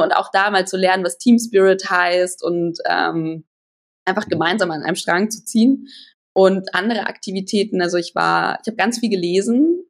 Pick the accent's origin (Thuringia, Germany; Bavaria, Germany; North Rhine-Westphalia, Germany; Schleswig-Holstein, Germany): Bavaria, Germany; near Holzkirchen; also born or lived in Weilheim; Ich bin aufgewachsen in der Nähe von Holzkirchen. Da war ich die ersten zehn Jahre von, in meinem Leben und dann ging es irgendwann Richtung Weilheim. Ähm, auch wieder immer noch Nähe München